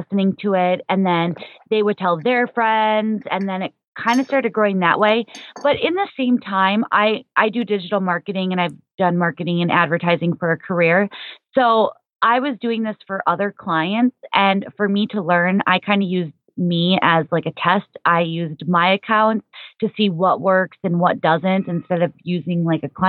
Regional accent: Minnesota, United States; moved away as an adult; also born or lived in South Florida; I'm initially from Minnesota

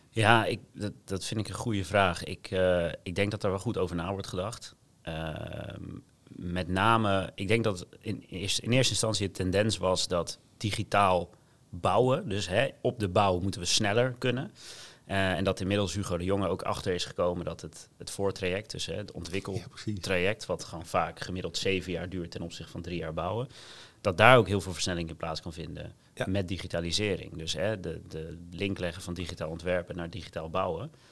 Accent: Gouda, South Holland, Netherlands

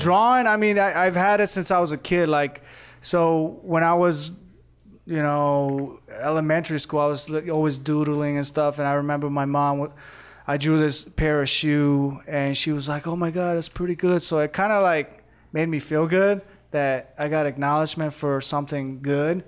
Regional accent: Indiana, United States; moved away as an adult; also born or lived in Costa Rica / Arizona; now in Las Vegas, United States; in Indiana, I, I started off drawing

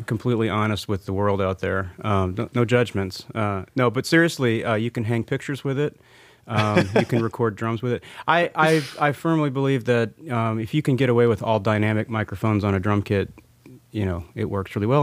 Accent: New Orleans, Louisiana, United States; now in Nashville, United States; growing up in New Orleans

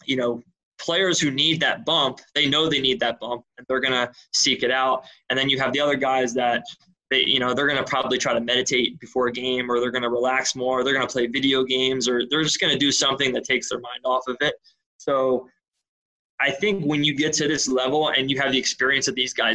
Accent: Philadelphia, Pennsylvania, United States; I'm from Philadelphia

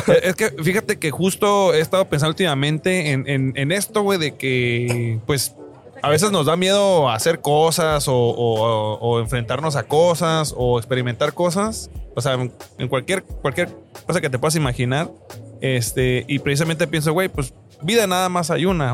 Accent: Tijuana, Baja California, Mexico; Yo soy de Tijuana, aquí nací y aquí me pienso morir

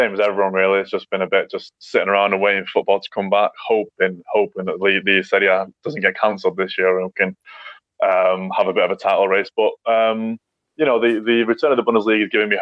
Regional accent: England, United Kingdom; I grew up in England

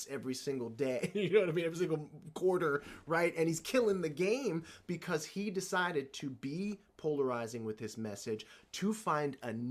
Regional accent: the South, United States; I grew up in the South in the generation of children that was to be seen and not heard

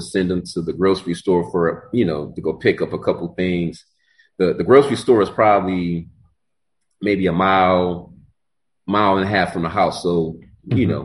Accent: Warrensville Heights, Ohio, United States; I'm originally from Warrensville Heights, Ohio.

